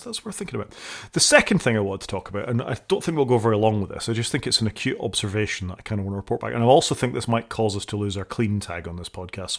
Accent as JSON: {"language": "English", "country": "United Kingdom", "said": "I'm British"}